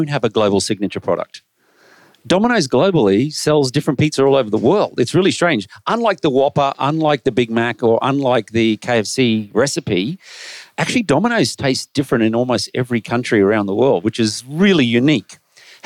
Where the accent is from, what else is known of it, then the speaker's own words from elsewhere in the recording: Australia; I'm Australian